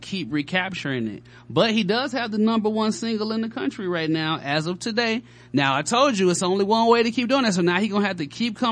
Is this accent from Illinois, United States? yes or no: yes; Chicago, Illinois, United States; now in Atlanta, United States; We in Atlanta. You know what I mean? I'm from Chicago